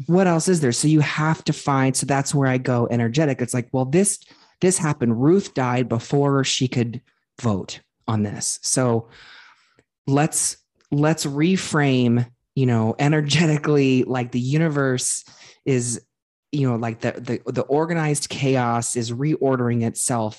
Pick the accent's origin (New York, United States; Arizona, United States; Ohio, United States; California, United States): Ohio, United States; I grew up in Ohio